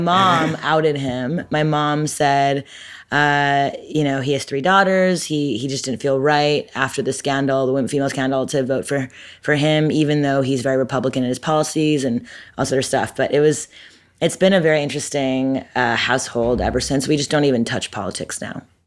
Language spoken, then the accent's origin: English; Montreal, Quebec, Canada; moved away as an adult; now in Brooklyn, United States; I'm Canadian. I'm from Montreal, born and raised. I moved to America when I was eighteen